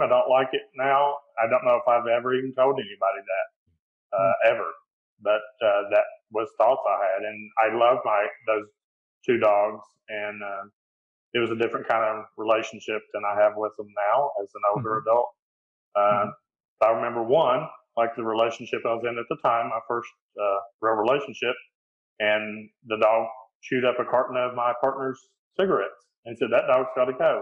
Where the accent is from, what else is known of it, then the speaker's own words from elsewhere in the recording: East Tennessee, United States; I grew up in East Tennessee